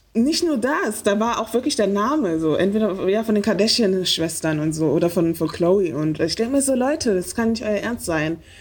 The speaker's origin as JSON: {"language": "German", "region": "Berlin", "country": "Germany", "said": "ich bin Berlinerin"}